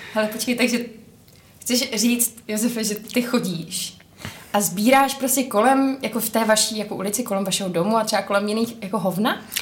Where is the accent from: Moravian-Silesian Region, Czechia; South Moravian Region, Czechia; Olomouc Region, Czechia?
South Moravian Region, Czechia; Brno; my v Brně máme dům, my, protože já jsem z Brna